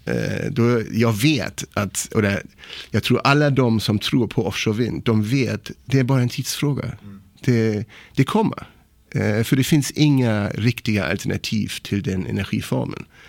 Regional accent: Kiel, Schleswig-Holstein, Germany; Swedish is a second language; moved away as an adult; now in Sweden; jag är född i Tyskland, i Kiel

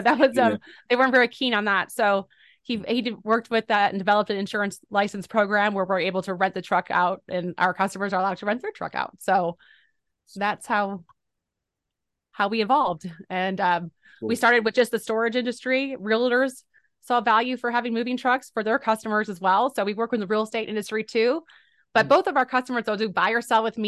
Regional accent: Boerne, Texas, United States; I'm from the San Antonio, Texas area at a small town called Bernie.

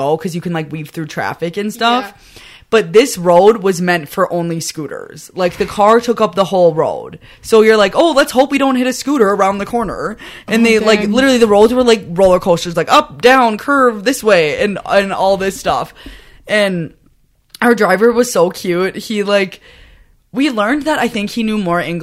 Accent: Wisconsin, United States

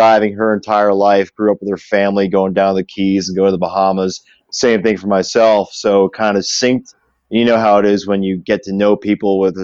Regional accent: Jupiter, Florida, United States; born or raised there; also born or lived in Orlando, Florida

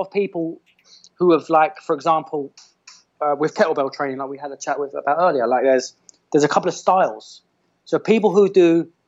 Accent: London, United Kingdom; born or raised there; moved away as an adult; now in Miami, United States

